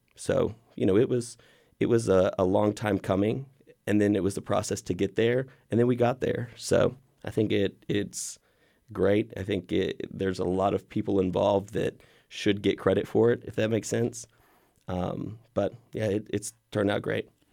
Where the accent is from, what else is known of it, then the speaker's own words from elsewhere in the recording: Waco, Texas, United States; also born or lived in Austin, Texas; I was born here in Waco.